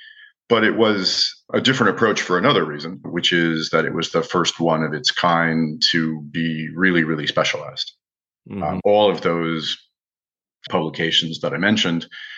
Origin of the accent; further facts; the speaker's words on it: Midwest, United States; also born or lived in France; And so unlike most kids that were growing up in America in the 1960s, wine was always on the table. My father learned to cook in the French style and adopted a lot of the French eating habits. And for someone from the Middle West, the Midwest of America